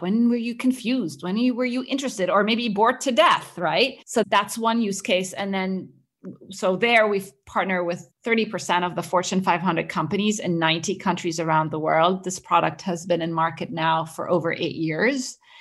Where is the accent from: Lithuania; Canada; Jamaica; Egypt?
Egypt; moved away as an adult; also born or lived in Cambridge, United Kingdom / Boston, United States; It follows my journey growing up in the Middle East. I'm originally Egyptian, and I grew up around there